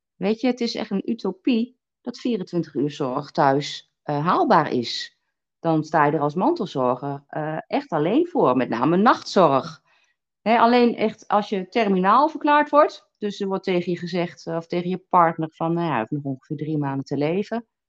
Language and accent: Dutch; Twente, Overijssel, Netherlands; moved away; ik kom uit Twente